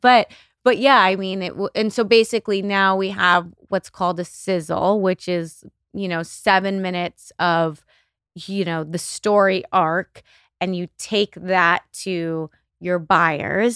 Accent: El Paso, Texas, United States; now in Los Angeles, United States; I grew up in El Paso, Texas

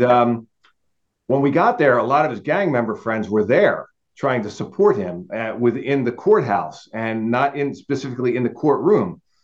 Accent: New Jersey, United States; moved away as an adult; I'm South Jersey, not North Jersey

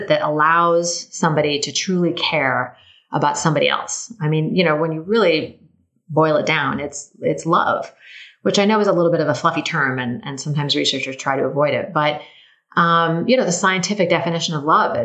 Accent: Tacoma, Washington, United States; moved away; my hometown of Tacoma

